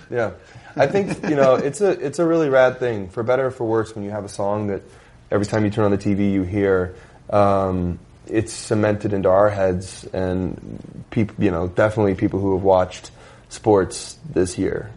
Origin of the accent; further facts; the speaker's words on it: Las Vegas, Nevada, United States; we're from Las Vegas